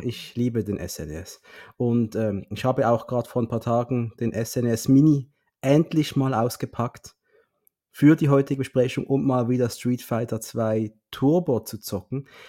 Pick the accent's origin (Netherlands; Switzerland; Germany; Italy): Switzerland; now in Basel, Switzerland; für uns Schweizer